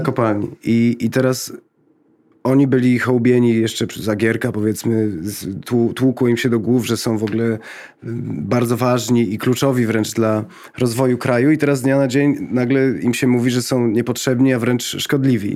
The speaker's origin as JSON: {"language": "Polish", "town": "Lublin", "region": "Lublin Voivodeship", "country": "Poland", "said": "jestem z, z Lublina"}